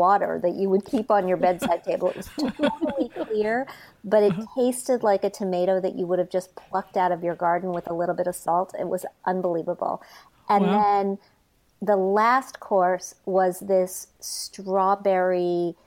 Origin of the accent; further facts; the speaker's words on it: Wisconsin, United States; now in New York area, United States; I spent some time growing up in Wisconsin